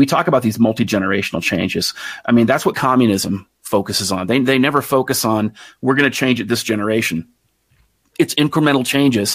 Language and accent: English; United States; me as an American